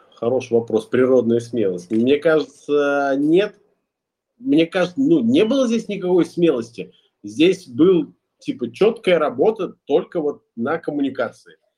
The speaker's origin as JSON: {"language": "Russian", "town": "Ulyanovsk", "region": "Ulyanovsk Oblast", "country": "Russia", "tie": "born or raised there", "also_born_or_lived": "Kazan", "moved": "as an adult", "lives_now": "Bali, Indonesia", "said": "Я сам родом из Ульяновска, последние пять лет жил в Казани, сейчас зимую на Бали"}